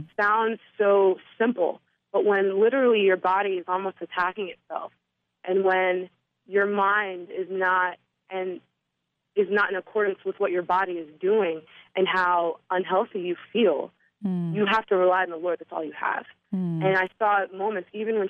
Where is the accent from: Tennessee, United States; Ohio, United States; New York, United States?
New York, United States; New York City; I'm from New York